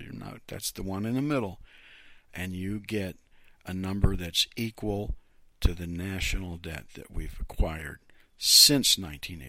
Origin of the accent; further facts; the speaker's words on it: Youngstown, Ohio, United States; now in Lansing, United States; I'm from, my hometown is Youngstown, Ohio